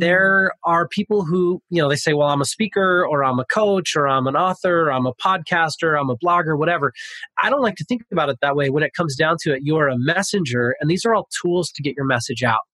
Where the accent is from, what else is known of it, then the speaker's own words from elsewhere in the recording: Pasadena, California, United States; moved away as an adult; now in Sacramento, United States; I grew up in Pasadena. I'm from Pasadena ah. originally. I live in Sacramento, California.